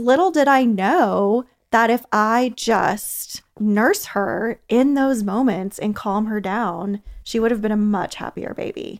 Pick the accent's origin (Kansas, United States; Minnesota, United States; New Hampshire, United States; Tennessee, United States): Kansas, United States; now in Athens, United States; I'm originally from Kansas, so I'm a transplant